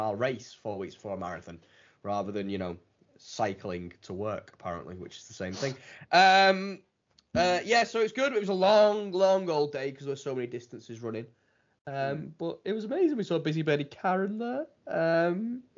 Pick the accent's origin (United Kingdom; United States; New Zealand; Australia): United Kingdom; Widnes, North West England; moved away as an adult; I'm from Widnes